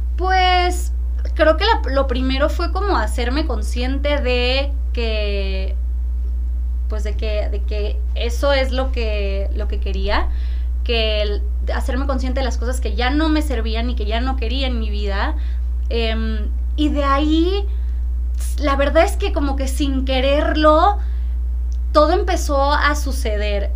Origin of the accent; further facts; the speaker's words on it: Tampico, Tamaulipas, Mexico; also born or lived in Monterrey; nací en Monterrey, pero crecí en Tampico.